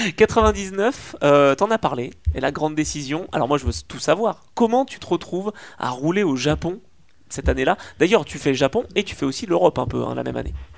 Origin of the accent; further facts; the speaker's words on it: Auvergne-Rhône-Alpes, France; en tant qu'Auvergnat